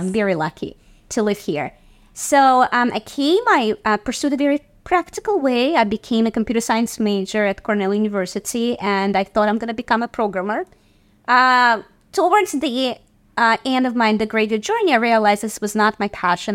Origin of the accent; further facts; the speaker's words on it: Saint Petersburg, Russia; now in New York City, United States; growing up in Russia in the professional theater